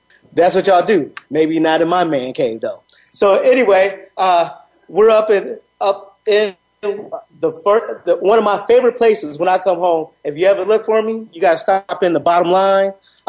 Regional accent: Waukegan, Illinois, United States; also born or lived in Gurnee, Illinois; now in Arizona, United States; I am back in the hometown, Lake County, Waukegan, Illinois, Gurnee.

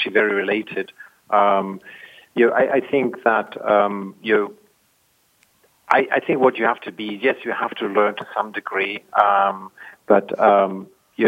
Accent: South Africa; moved away; I grew up in South Africa

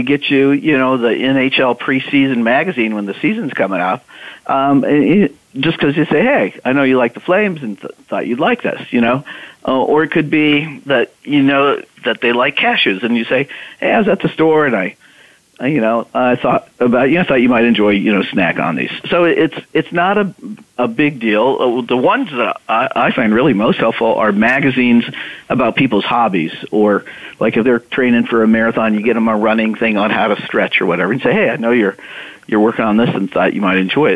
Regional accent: Midwest, United States; I'm a Midwesterner

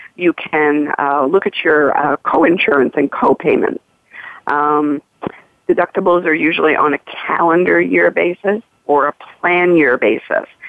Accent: Missouri, United States; I'm from the Show Me State, Missouri

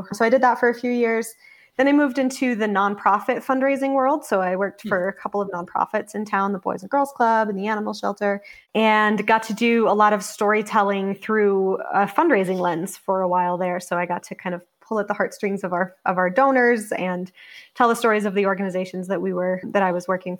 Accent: Denver, Colorado, United States; moved away as an adult; now in Cheyenne, United States; I grew up in the Denver area. So big city, basically suburbs of Denver. Went to high school there and grew up there.

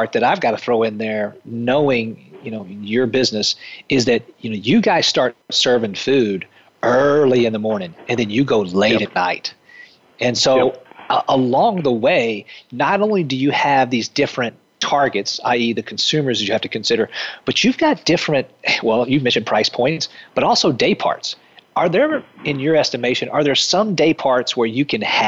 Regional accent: the South, United States; growing up in the South

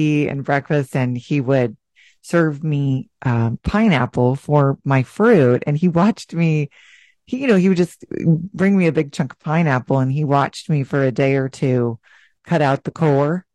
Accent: United States; we would say the U.S.

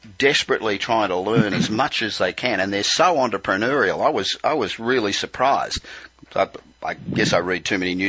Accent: Australia; moved away as an adult; I'm Australian originally, as you can probably tell. I've been living here for 25 years, but I still sound like I got off the boat yesterday.

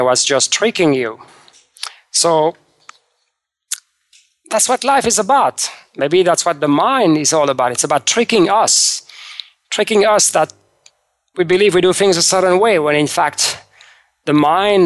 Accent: France; moved away; I was raised in France

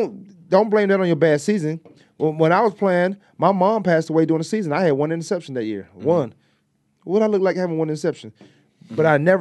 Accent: Hampton, Virginia, United States; when we was kids growing up in Hampton

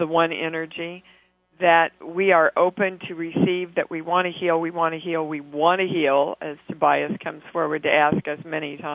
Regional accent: Kansas City, United States; moved away; I'm in Kansas City, my hometown.

